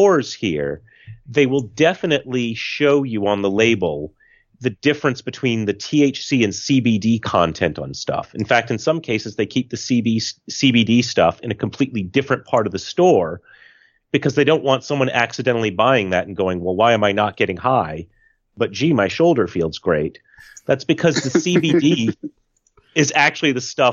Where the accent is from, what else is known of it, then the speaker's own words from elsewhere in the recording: United States; the American in the room